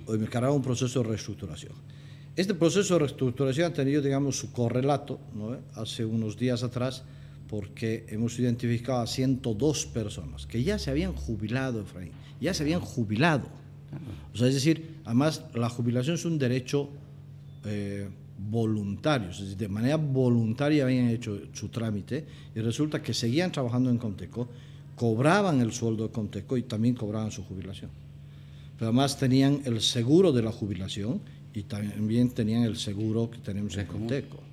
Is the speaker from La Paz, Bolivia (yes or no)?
no; Cochabamba, Bolivia; moved away as an adult; also born or lived in Mexico; Soy un cochabambino, eh, estoy casado, tengo tres hijos, hijo de una punateña y de un, de un libanés